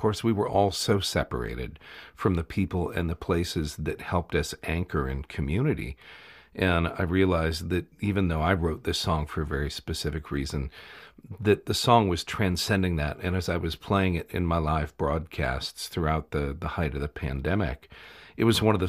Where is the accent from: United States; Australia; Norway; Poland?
United States; I am Irish, both ethnically and politically. You know, what does that mean for a kid who grew up in the States?